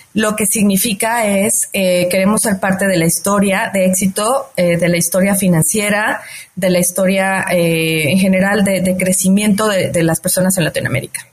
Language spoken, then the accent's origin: Spanish; Mexico; yo soy una mujer mexicana muy dedicada